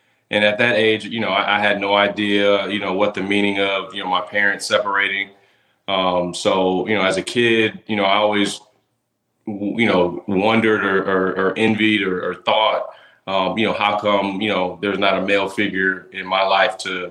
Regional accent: Tampa, Florida, United States; right here in my hometown of Tampa

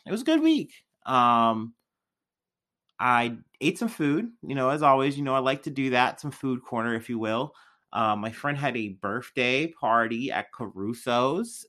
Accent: Missouri, United States

